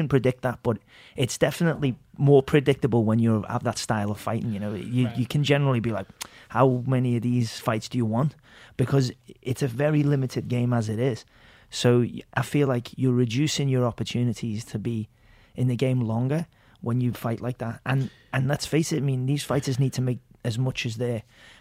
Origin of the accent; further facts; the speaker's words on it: England, United Kingdom; I'm English.